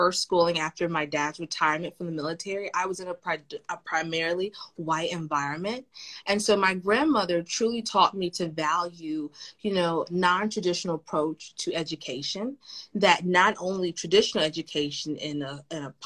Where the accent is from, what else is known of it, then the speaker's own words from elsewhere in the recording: the South, United States; as a Southerner, I love Southern history